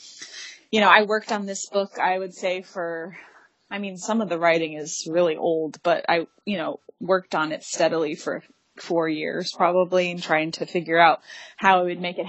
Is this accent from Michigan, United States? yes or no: yes; Detroit, Michigan, United States; I was born in Detroit